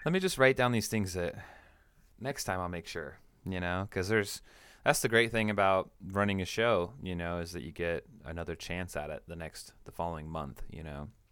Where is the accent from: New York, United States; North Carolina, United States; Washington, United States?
Washington, United States; now in Central Coast, California, United States; I'm from, I'm from Washington State